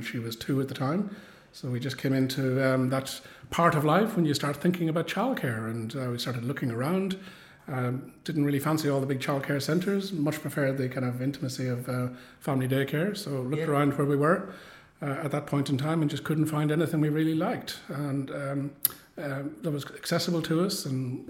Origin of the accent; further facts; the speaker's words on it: Ireland; accent: Irish; moved away as an adult; also born or lived in Woodend, Victoria, Australia; now in Geelong, Australia; I came from Ireland, as you can probably tell from the accent. Arrived in 1991